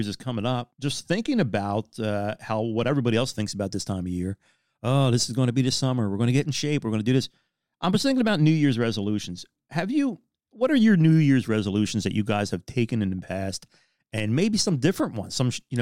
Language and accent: English; Philadelphia, Pennsylvania, United States